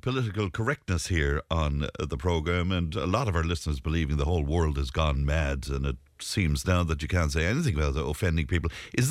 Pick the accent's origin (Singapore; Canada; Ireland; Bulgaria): Ireland; I will not apologise for being Irish to anybody. I'm very, very proud of it indeed.